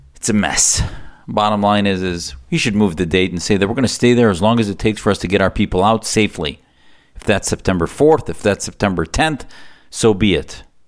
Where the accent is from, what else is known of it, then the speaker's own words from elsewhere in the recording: United States; as an American